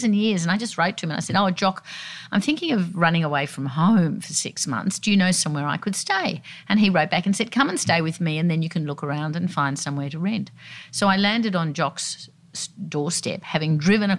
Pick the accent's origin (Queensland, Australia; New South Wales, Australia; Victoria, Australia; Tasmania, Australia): New South Wales, Australia; Sydney; I grew up down at Balmoral Beach